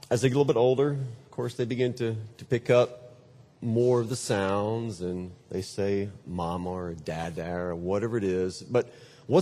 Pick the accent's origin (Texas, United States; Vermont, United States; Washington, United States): Texas, United States; I hail from Texas